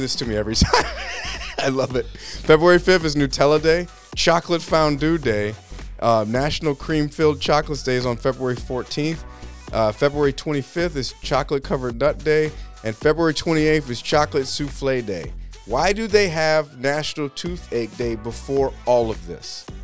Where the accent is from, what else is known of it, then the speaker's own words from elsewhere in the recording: California, United States; now in Massachusetts, United States; I say my R's, okay? I'm from California.